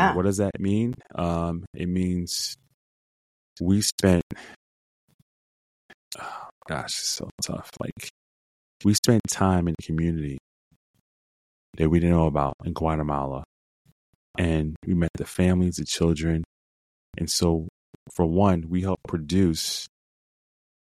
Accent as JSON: {"language": "English", "region": "New York", "country": "United States", "accent": "New York", "said": "my accent, I guess, because it's from New York"}